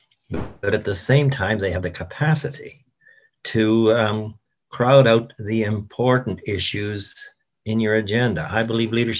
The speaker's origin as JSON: {"language": "English", "town": "Moose Jaw", "region": "Saskatchewan", "country": "Canada", "tie": "born or raised there", "said": "I was living in my hometown of Moose Jaw"}